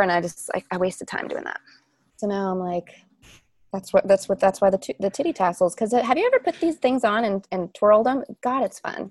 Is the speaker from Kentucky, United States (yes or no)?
yes; Shelbyville, Kentucky, United States; I was born in Shelbyville, Kentucky, and my grandfather had a parade for me down Main Street.